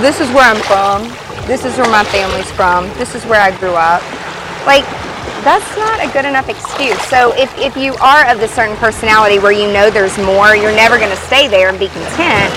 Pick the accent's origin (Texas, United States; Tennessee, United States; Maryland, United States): Tennessee, United States; Memphis; I was born in Memphis, Tennessee, at the hospital that Elvis Presley died